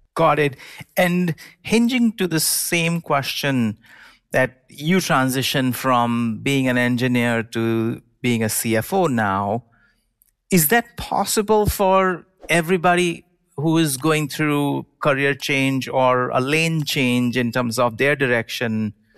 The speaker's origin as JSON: {"language": "English", "country": "India", "tie": "born or raised there", "moved": "yes", "lives_now": "United States", "said": "I grew up in India and then moved to the United States"}